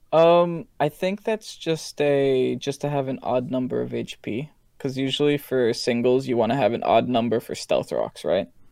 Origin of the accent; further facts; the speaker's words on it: New Jersey, United States; I'm from Jersey